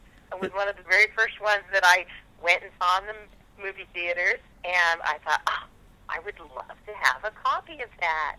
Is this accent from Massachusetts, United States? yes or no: no; Ogden, Utah, United States; also born or lived in Preston, Idaho; I was born in Preston, Idaho. But then shortly afterwards, we moved to Ogden, Utah, where I grew up